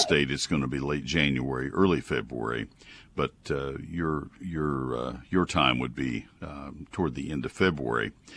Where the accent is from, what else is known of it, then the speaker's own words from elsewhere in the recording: Texas, United States; also born or lived in Ohio; I grew up in Texas